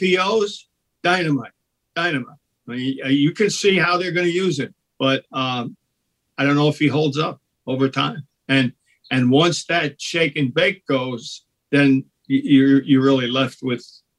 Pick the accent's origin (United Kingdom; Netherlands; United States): United States; New York City, New York; the Bronx, my hometown